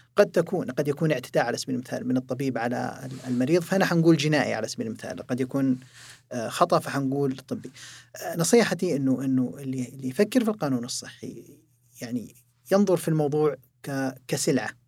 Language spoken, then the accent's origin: Arabic; Saudi Arabia; also born or lived in Jeddah; عندنا في المملكة العربية السعودية